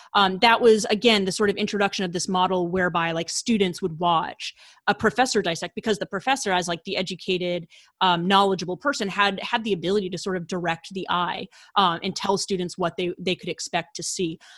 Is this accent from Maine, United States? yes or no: yes; rural western Maine, United States; moved away as an adult; also born or lived in Washington, D.C.; I'm originally from rural Maine, so out in, like, the western woods of Maine